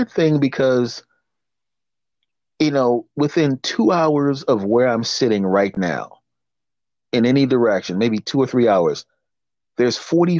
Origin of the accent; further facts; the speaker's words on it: Pennsylvania, United States; In my home state of Pennsylvania